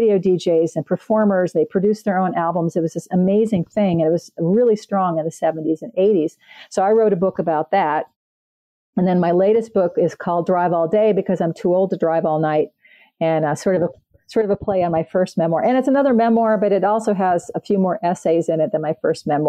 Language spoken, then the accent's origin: English; Canada; I'm Canadian